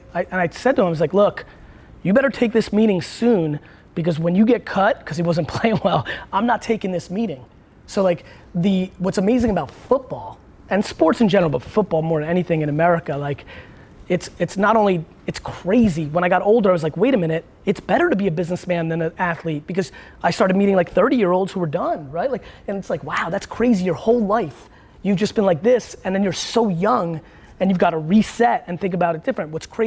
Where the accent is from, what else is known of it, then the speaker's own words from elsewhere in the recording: Edison, New Jersey, United States; English is a second language; also born or lived in Russia; So I was born in Russia. I came to the US. You know, I couldn't speak English. Went outside one day when we moved to Edison, New Jersey.